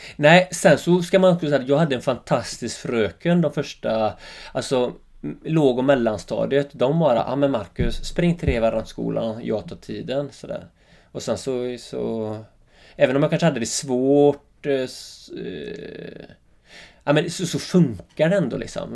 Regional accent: Öckerö, Västra Götaland, Sweden; accent: Öckerö dialect; now in Jämtland, Sweden; Mina första tio år var ju helt fantastiska, Öckre liksom. Jag bodde med morsan och farsan och mormor och morfar bodde granne

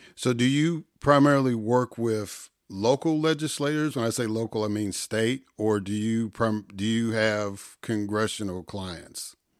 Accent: Illinois, United States; also born or lived in Jackson, Mississippi; now in Georgia, United States; I grew up in Illinois. I, I'm living in Georgia now

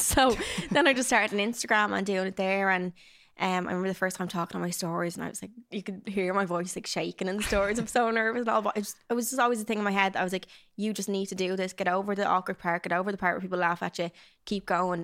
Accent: Dublin, Leinster, Ireland; I grew up in Dublin, South Dublin

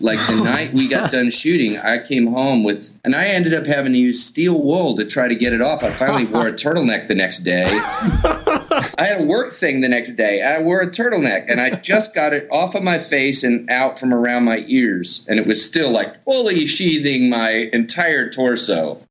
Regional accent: the South, United States; I grew up a Methodist in the South

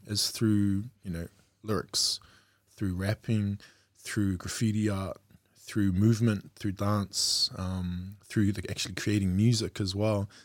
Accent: Auckland, New Zealand; I grew up in South Auckland, um, as a youngster, born out west

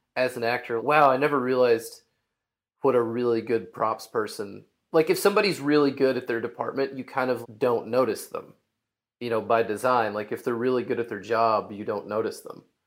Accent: Hot Springs, Arkansas, United States; I'm from Arkansas. I'm from Hot Springs

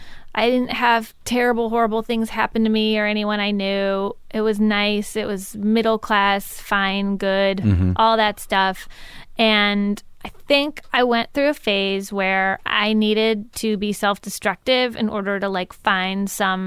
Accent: Midwest, United States; accent: Midwestern; people loved my Midwesternness.

